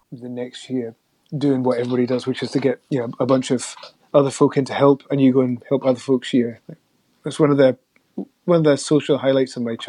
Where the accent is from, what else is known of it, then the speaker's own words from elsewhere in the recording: Mull, Scotland, United Kingdom; also born or lived in Norwich; now in Shetland, United Kingdom; I grew up mostly on Mull. I was born in Norwich in 1970. My folks were living in Norfolk at that point.